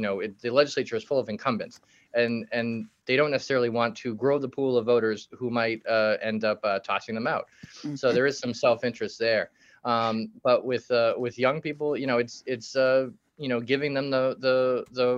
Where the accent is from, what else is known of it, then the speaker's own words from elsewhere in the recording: Quincy, Massachusetts, United States; south of Boston, where I grew up in Quincy